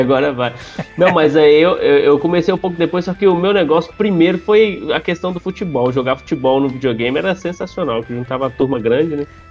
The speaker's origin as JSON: {"language": "Portuguese", "region": "interior of Minas Gerais", "country": "Brazil", "moved": "yes", "lives_now": "São Paulo, Brazil", "said": "eu sou do interior de Minas"}